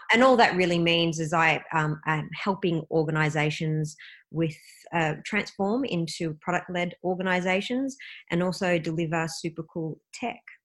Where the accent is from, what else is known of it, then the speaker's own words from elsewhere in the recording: Melbourne, Victoria, Australia; Melbourne, Australia, which is my hometown